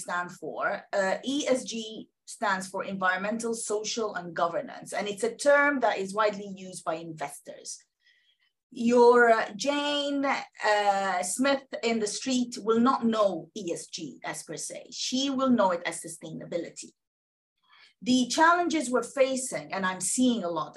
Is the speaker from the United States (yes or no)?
no; Sudan; now in United Kingdom; I am originally from Sudan